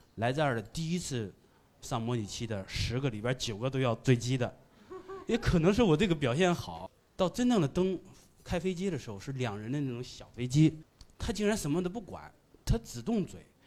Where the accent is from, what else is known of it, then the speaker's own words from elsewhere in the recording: Anyang, Henan, China; 我是来自河南安阳的一个，呃，小城市，是属于三四线城市